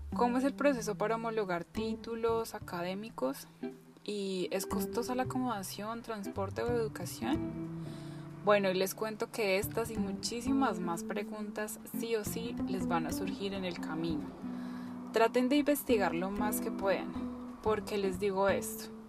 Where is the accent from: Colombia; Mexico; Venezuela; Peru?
Colombia; moved away; desde que salí de Colombia, desde mi país